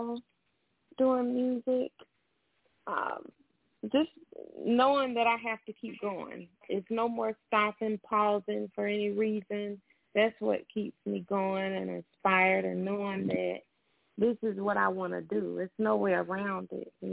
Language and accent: English; Jacksonville, Florida, United States; I'm from Duval County, Jacksonville, Florida